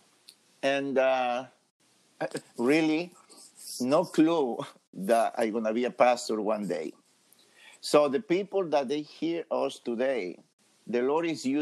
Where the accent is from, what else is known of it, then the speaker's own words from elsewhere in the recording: Ecuador; English is a second language; moved away as an adult; now in United States; I am from Ecuador, South America, beautiful country